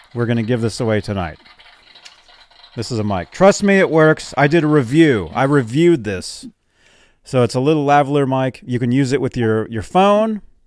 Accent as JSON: {"language": "English", "town": "Phoenix", "region": "Arizona", "country": "United States", "tie": "born or raised there", "also_born_or_lived": "Nebraska", "moved": "yes", "said": "that's my hometown. That's where I was born"}